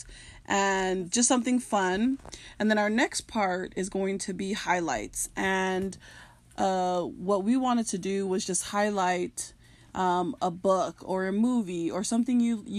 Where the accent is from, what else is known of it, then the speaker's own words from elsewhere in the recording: United States; We are four Tongan sisters who are struggling to find our way as Polynesian women born and raised in America.